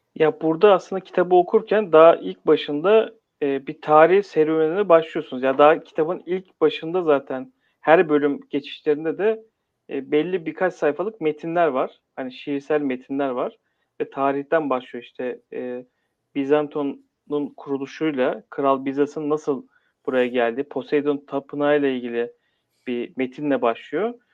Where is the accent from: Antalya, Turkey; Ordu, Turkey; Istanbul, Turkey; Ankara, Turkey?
Istanbul, Turkey; Doğma büyüme İstanbulluyum